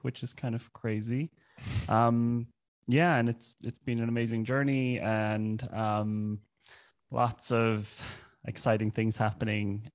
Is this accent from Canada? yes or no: no; Ireland; moved away as an adult; also born or lived in Germany; now in Berlin, Germany; I grew up in Ireland, but I moved to Germany when I was 20